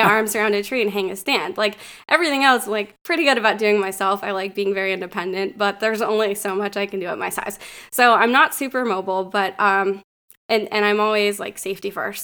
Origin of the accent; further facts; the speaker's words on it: Northwestern Pennsylvania, United States; moved away as an adult; also born or lived in Connecticut / Richmond, Virginia; I grew up here in Northwestern Pennsylvania